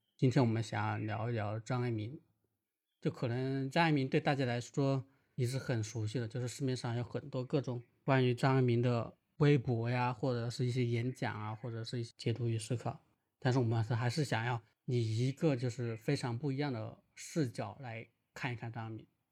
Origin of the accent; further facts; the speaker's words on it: Wuhan, Hubei, China; 我是武汉人